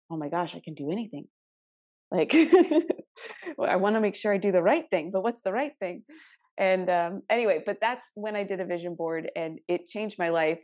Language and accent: English; Arizona, United States; I'm from Arizona.